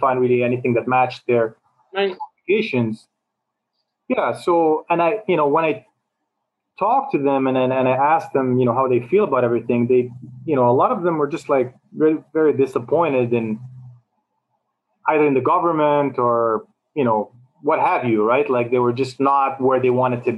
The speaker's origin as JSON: {"language": "English", "town": "Montreal", "region": "Quebec", "country": "Canada", "tie": "born or raised there", "also_born_or_lived": "New York City, United States / China", "moved": "as an adult", "lives_now": "Toronto, Canada", "said": "when I grew up in Montreal, I always had friends from all over"}